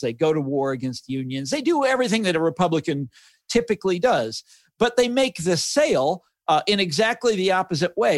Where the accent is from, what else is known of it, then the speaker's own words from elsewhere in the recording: Kansas City, United States; growing up in Kansas City